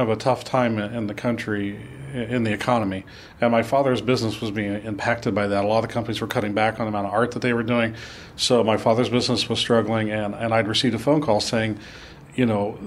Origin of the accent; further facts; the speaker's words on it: Midwest, United States; moved away as an adult; also born or lived in California; I'm from the Midwest, and going all the way to California was a little bit like going to the moon.